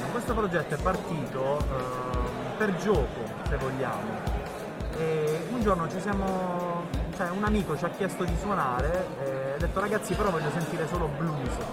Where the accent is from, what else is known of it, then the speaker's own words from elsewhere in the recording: Crispiano, Apulia, Italy; io sono di Crispiano e ho studiato qui, mi sono laureato nel 2011